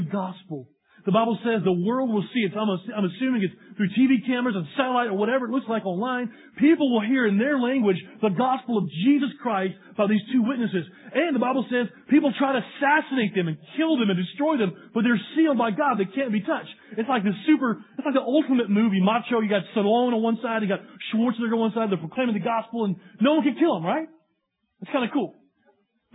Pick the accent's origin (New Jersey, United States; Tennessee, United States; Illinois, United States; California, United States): Tennessee, United States; East; moved away; I'm from East Tennessee